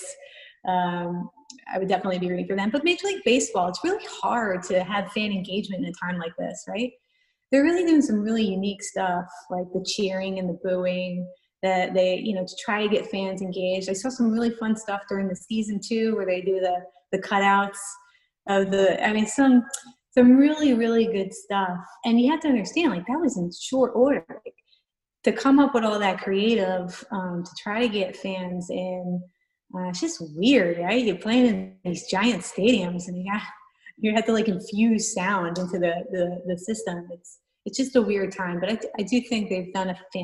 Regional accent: New York, United States; I grew up in New York.

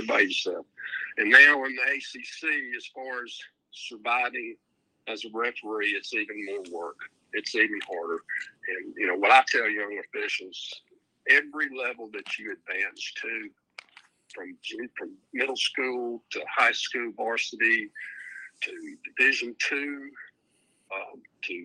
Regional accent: Tuscaloosa, Alabama, United States; moved away as an adult; now in Chattanooga, United States; I grew up in Tuscaloosa

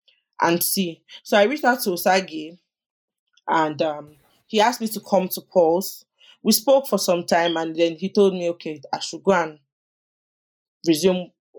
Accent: Lagos, Nigeria; also born or lived in Ogun State, Nigeria / Abuja; So I grew up in Oregun, Lagos

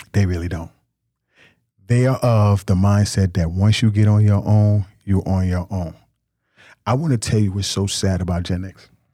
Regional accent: Nigeria; I'm a, I'm a Nigerian man

